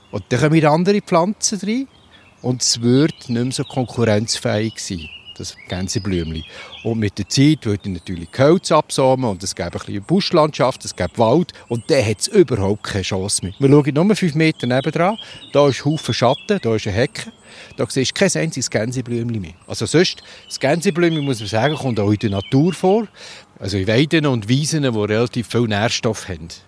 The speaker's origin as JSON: {"language": "German", "region": "Lucerne", "country": "Switzerland", "tie": "born or raised there", "said": "Oder ich bin aufgewachsen im Luzerner Hinterland."}